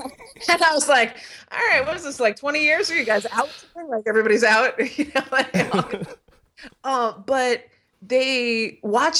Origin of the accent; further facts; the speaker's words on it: California, United States; I was raised in California, as you know, with the hippie people